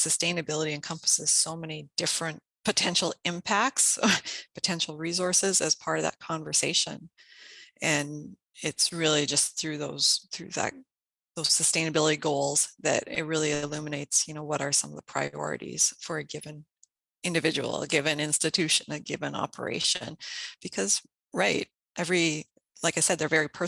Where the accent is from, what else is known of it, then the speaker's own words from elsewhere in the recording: Saskatchewan, Canada; moved away as an adult; now in Minnesota, United States; I was born and raised in Saskatchewan, Canada